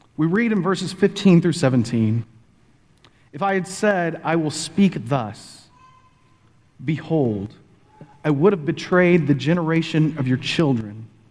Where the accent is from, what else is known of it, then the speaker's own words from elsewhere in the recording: Texas, United States; moved away as an adult; also born or lived in Pennsylvania; now in Oklahoma, United States; Bonnie and I were both born and raised in Texas